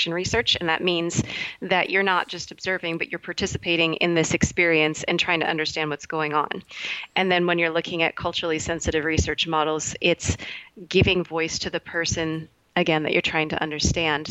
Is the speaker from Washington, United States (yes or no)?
yes; Seattle, Washington, United States; I'm from the Seattle, Washington area, and I work at Renton Prep Christian School